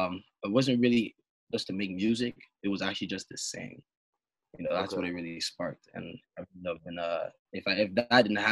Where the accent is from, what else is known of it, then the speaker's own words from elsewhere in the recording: Brampton, Ontario, Canada; It was growing up in Brampton was a little bit different from Toronto, but a little bit the same.